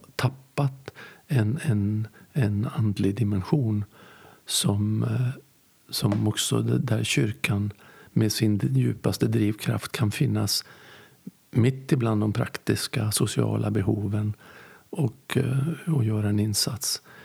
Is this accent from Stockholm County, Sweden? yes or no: no; Västerbotten County, Sweden; jag kommer ju från Västerbotten